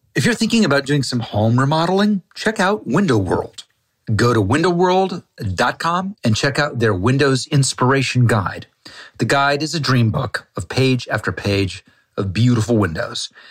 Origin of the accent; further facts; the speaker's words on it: Malibu, California, United States; I grew up on Point Doom and Malibu